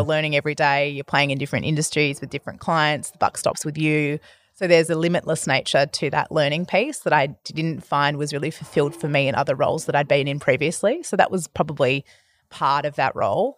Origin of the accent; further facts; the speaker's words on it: Perth, Western Australia, Australia; moved away as an adult; also born or lived in Albany, Western Australia / Denmark, Western Australia; now in Melbourne, Australia; I grew up in Western Australia. I've been a Melbourne resident